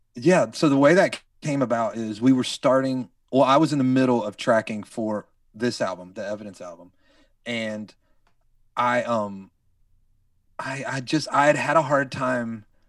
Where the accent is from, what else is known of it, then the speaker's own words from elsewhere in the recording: North Carolina, United States; moved away as an adult; now in Redding, United States; when we moved here five years ago, I'm from North Carolina